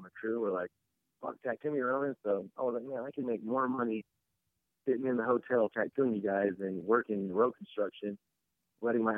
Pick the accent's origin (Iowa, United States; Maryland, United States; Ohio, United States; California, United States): California, United States; San Bernardino; I grew up in San Bernardino and, just my whole, like, upbringing was a bunch of cholos